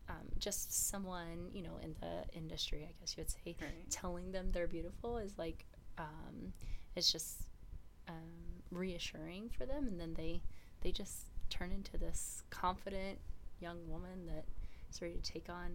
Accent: Texas, United States; also born or lived in Utah / Washington; So I was born and raised in Texas. Moved around quite a bit in Texas. I'm an Army brat

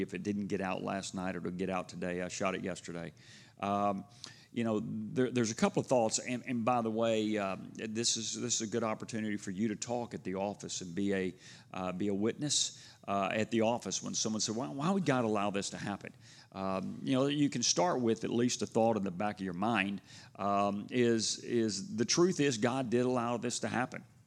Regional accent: Houston, Texas, United States; growing up in Houston

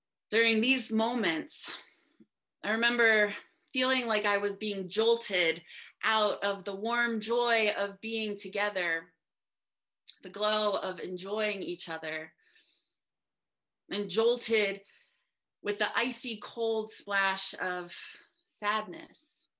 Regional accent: New Jersey, United States; I grew up in New Jersey

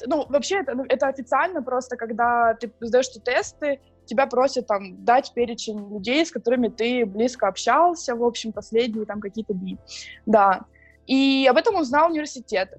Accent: Donetsk, Donetsk Oblast, Ukraine; now in Prague, Czech Republic; я из Донецка

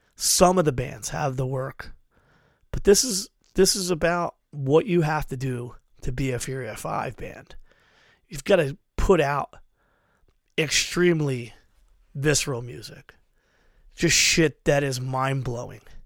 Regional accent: Philadelphia, Pennsylvania, United States; I'm from Philly

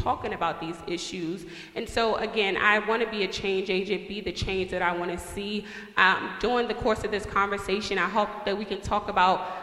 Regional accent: Washington, District of Columbia, United States; now in Minnesota, United States; Growing up in Washington, D.C., where there's majority African-American

